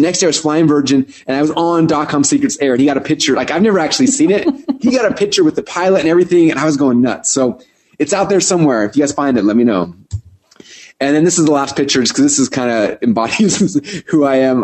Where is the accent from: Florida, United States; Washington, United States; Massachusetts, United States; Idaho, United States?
Idaho, United States; Boise; I'm from Boise, Idaho.